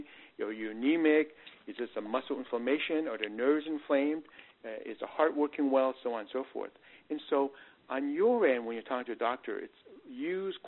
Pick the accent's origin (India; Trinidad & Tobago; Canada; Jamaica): Canada; also born or lived in Northeast United States; now in Texas, United States; I come from the Northeast and I'm originally Canadian